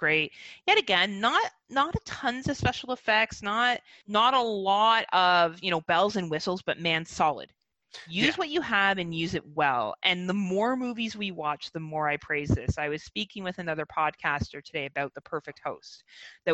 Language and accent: English; Burlington, Ontario, Canada; I grew up in Burlington, Ontario